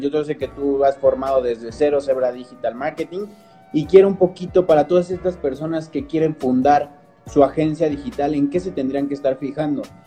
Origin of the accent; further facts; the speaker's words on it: Toluca, State of Mexico, Mexico; aquí en Toluca, nosotros somos de Toluca